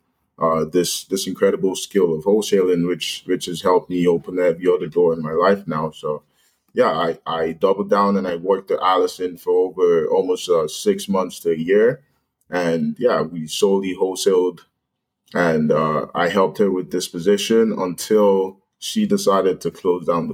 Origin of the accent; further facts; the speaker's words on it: London, Ontario, Canada; I'm originally from London, Ontario here